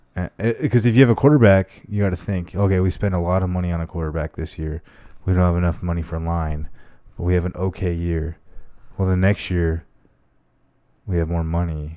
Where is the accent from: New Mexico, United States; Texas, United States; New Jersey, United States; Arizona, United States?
Arizona, United States; born or raised there; also born or lived in Las Vegas